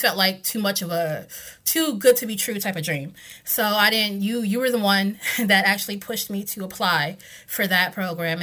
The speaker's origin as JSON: {"language": "English", "region": "North Carolina", "country": "United States", "tie": "born or raised there", "moved": "as an adult", "lives_now": "Washington, DC, United States", "said": "I grew up in North Carolina. I came here about 16 years ago now"}